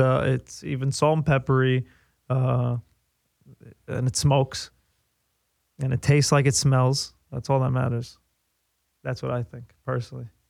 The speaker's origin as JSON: {"language": "English", "town": "New York City", "region": "New York", "country": "United States", "tie": "born or raised there", "moved": "as an adult", "said": "I grew up on the East Coast. I grew up in New York"}